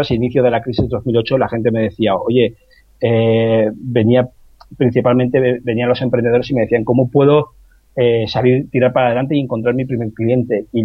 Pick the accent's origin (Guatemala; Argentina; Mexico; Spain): Spain; Pecer, Valencian Community; ese pueblo, que es de donde soy yo, que es de Pecer, en, en Alicante